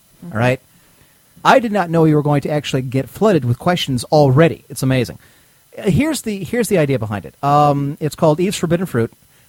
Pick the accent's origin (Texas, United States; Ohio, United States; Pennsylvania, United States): Ohio, United States; Cleveland